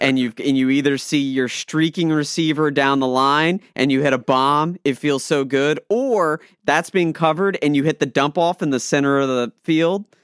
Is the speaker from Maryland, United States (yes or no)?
yes; Maryland, United States; I'm from Maryland